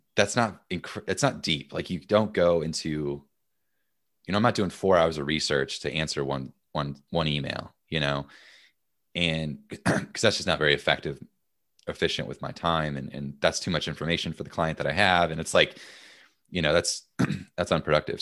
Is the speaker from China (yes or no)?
no; United States; as an American